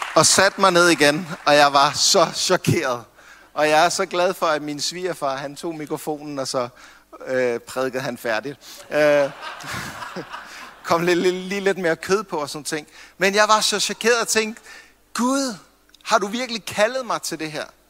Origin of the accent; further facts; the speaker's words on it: Copenhagen, Capital Region of Denmark, Denmark; nu er jeg fra København